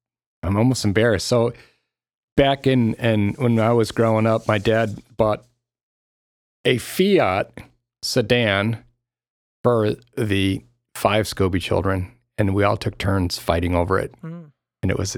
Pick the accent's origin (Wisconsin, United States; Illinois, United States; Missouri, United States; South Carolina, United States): Illinois, United States; Park Ridge; For thin crust, I really do like Pizza Factory because it reminds me of the pizza that I grew up with down in Park Ridge.